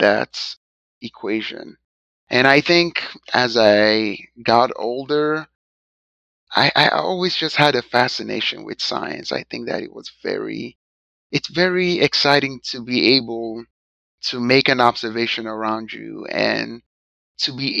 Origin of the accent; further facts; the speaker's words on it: Nigeria; now in United States; So I'm an immigrant from Nigeria.